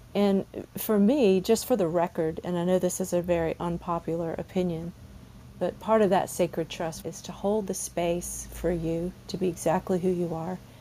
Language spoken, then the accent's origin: English; the South, United States; I'm from the South